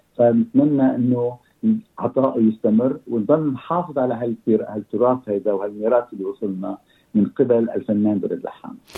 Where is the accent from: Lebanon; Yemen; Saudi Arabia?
Lebanon; moved away as an adult; also born or lived in Egypt; now in Australia; أنا جيت من حوالي خمسة وأربعين سنة أستراليا. وكنا- كنا ساكنين بلبنان، نحن لبنانيين